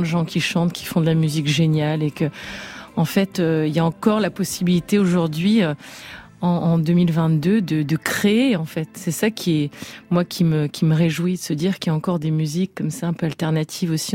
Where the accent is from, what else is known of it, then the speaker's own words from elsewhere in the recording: Brest, Brittany, France; Brest, qui est ma ville de naissance